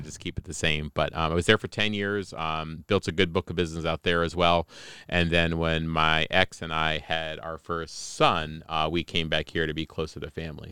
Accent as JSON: {"language": "English", "town": "Newark Valley", "region": "New York", "country": "United States", "tie": "born or raised there", "also_born_or_lived": "Colombia", "said": "I grew up in Newark Valley."}